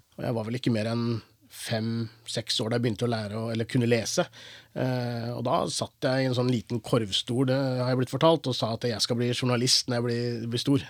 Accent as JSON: {"language": "Norwegian", "town": "Porsgrunn", "region": "Telemark", "country": "Norway", "tie": "born or raised there", "also_born_or_lived": "Chennai, India", "said": "jeg er jo, oppvokst i Porsgrunn"}